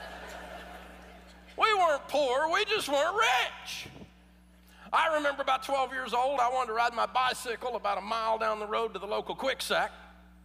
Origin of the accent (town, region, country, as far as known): Nashville, Tennessee, United States; born or raised there